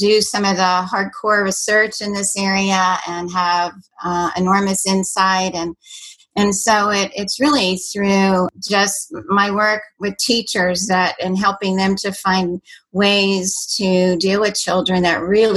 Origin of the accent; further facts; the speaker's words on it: Washington, District of Columbia, United States; moved away; also born or lived in Fort Worth, Texas; But I grew up in the Washington, D.C. area